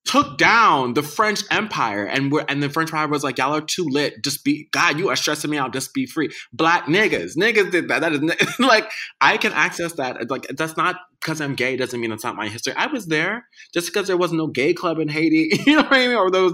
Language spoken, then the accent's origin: English; Jamaica; but I'm Jamaican. Like, you raised me as a Jamaican kid, you know, like I'm eating the same food as you.